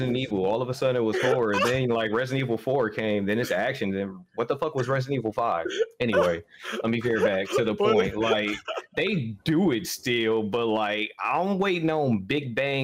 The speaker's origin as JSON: {"language": "English", "town": "Detroit", "region": "Michigan", "country": "United States", "tie": "born or raised there", "said": "growing up in Detroit in the city"}